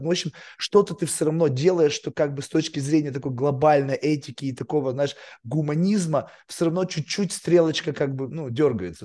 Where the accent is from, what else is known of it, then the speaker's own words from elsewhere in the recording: Russia; moved away as an adult; now in United States; Я еврей, как бы в России рос